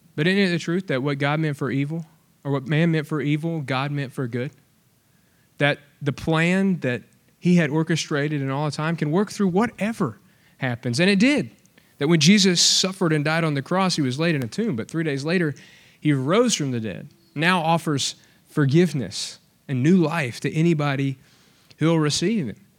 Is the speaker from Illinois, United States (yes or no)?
no; Alabama, United States; now in Texas, United States; I'm from Alabama